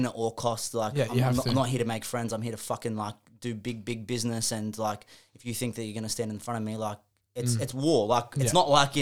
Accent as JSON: {"language": "English", "town": "Sydney", "region": "New South Wales", "country": "Australia", "said": "I'm from Sydney"}